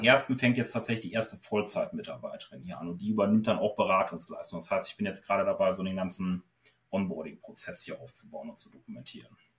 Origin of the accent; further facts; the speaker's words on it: Osnabrück, Lower Saxony, Germany; ich komme aus Osnabrück